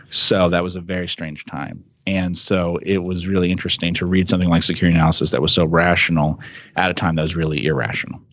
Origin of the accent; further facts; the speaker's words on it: New Jersey, United States; I grew up in New Jersey